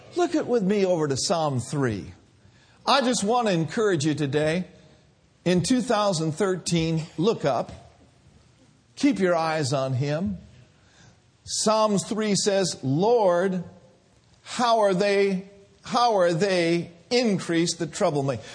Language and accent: English; Minneapolis, Minnesota, United States; moved away; I grew up in Minneapolis